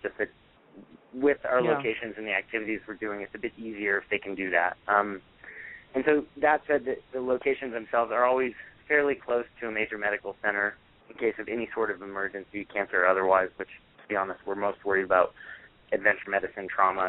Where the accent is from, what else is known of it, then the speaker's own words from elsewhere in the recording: Montana, United States; To me, I grew up in Montana. I think our whole state's like twice as big as the Northeast